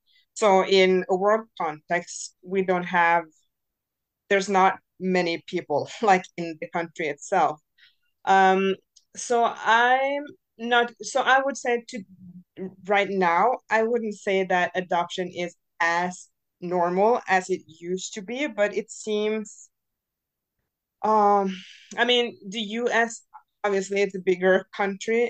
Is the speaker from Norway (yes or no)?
yes; Norway; English is a second language; also born or lived in Bogota, Colombia; I'm adopted from Colombia, from Bogota, to Norway. So I'm born in 88 and I was adopted in 89. So I was 9 months old when I came to Norway.